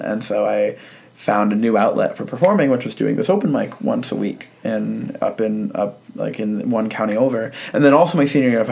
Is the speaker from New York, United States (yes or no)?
no; Sterling, Virginia, United States; I'm from Sterling, Virginia. And same hometown as Patton Oswalt